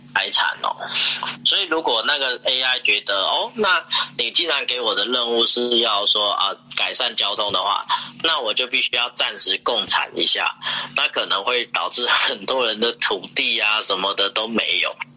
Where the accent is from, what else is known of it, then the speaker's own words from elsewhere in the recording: Taiwan; 我们台湾人的习惯就是，呃，我们有一种很惯性的亚洲人的习惯